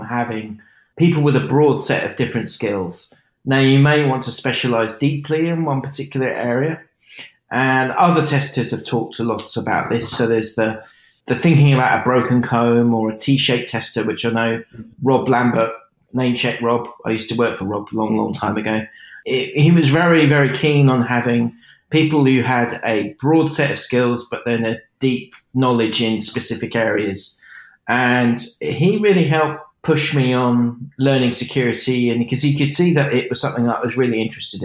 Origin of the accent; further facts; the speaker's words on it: Burgess Hill, South East England, United Kingdom; also born or lived in Winchester, Hampshire; I was born in Hampshire in the south of England, a place called Winchester. And I moved to Sussex, Burgess Hill. It's not far from Brighton